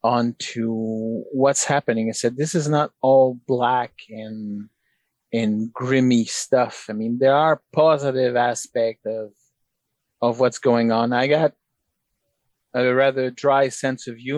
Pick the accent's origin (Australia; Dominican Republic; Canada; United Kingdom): Canada; as a Canadian